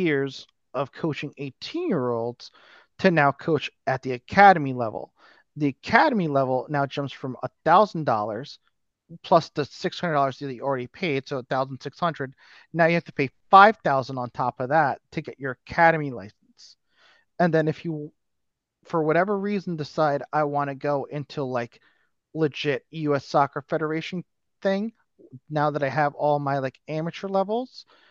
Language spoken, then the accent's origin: English; United States; I'm American